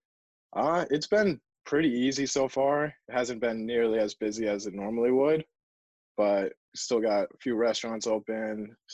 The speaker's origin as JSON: {"language": "English", "region": "New England", "country": "United States", "said": "we're from New England or the Northeast."}